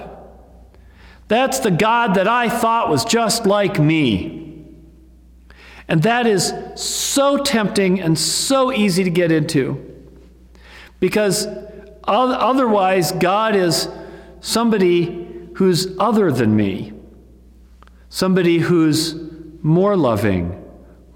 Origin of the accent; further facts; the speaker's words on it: United States; we as American Christians